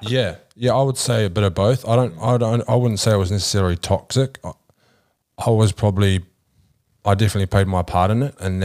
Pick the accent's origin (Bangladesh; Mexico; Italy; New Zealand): New Zealand; moved away; I grew up back in New Zealand